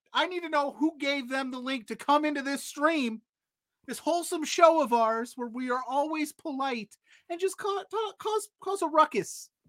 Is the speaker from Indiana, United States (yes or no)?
yes; Indiana, United States; I'm from the United States. I'm from Indiana.